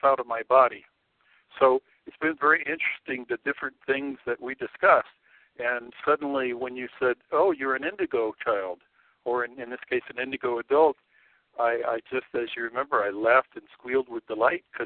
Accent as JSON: {"language": "English", "region": "California", "country": "United States", "tie": "born or raised there", "also_born_or_lived": "Colorado", "moved": "yes", "lives_now": "Sedona, United States", "said": "I grew up in California"}